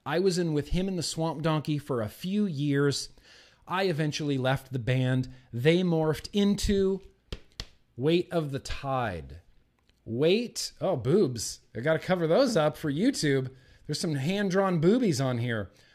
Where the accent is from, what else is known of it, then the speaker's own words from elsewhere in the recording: United States; I'm an American